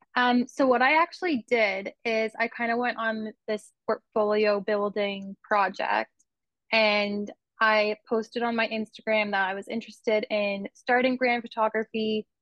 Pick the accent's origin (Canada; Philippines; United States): Canada; Kitchener, Ontario; now in Brantford, Canada; I grew up in Kitchener in Ontario